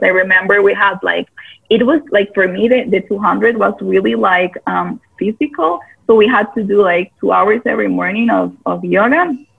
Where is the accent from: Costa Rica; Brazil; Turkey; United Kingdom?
Costa Rica; I am born and raised in Costa Rica